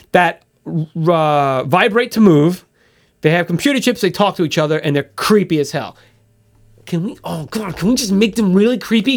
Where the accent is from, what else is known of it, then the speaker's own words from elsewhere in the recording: United States; I'm American